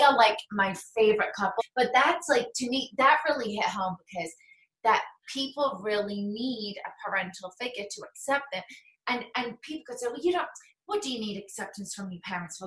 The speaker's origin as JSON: {"language": "English", "region": "England", "country": "United Kingdom", "moved": "yes", "lives_now": "United States", "said": "I'm English"}